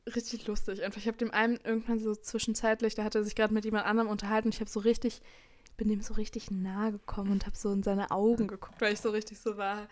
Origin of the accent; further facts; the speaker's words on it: Berlin, Germany; ich komme zwar aus Berlin